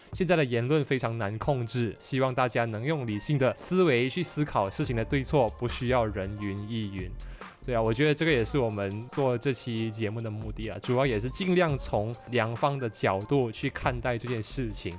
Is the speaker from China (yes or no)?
no; Johor Bahru, Johor, Malaysia; I'm from J B